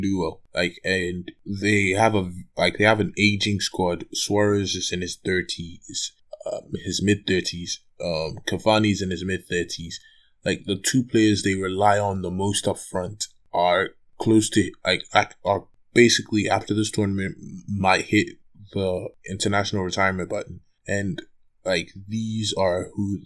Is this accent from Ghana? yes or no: yes; Ghana; as a Ghanaian